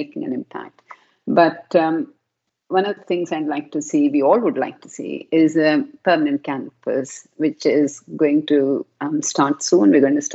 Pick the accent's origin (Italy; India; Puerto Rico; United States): India; South India; moved away as an adult; now in United Kingdom; I was raised in a very traditional South Indian culture myself